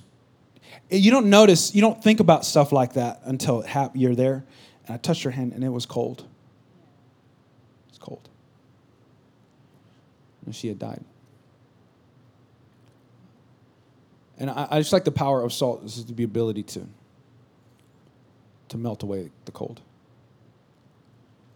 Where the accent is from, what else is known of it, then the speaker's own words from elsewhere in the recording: California, United States; also born or lived in Missouri; now in South Texas, United States; I'm from California.